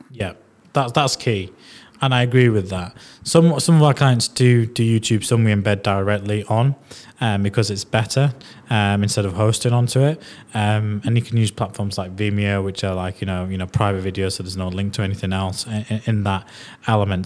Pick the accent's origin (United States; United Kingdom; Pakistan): United Kingdom; Leeds, Yorkshire and the Humber; accent: strong Yorkshire Leeds; I've got a strong Yorkshire Leeds accent